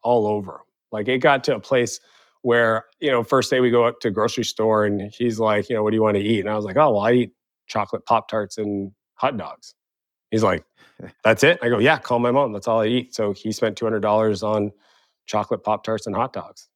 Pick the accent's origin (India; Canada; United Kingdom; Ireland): Canada; Eastern Canada; moved away; also born or lived in San Francisco; growing up in Eastern Canada